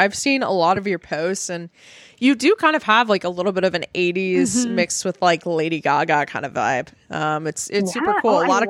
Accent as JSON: {"language": "English", "region": "Texas", "country": "United States", "moved": "yes", "lives_now": "Nashville, United States", "said": "I'm originally from Texas, so like Nashville is even bigger from where I'm from."}